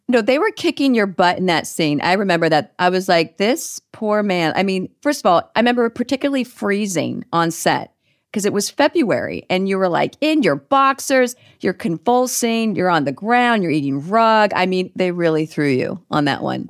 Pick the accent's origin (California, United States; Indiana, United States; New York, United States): California, United States; Northern; we're both from Northern California.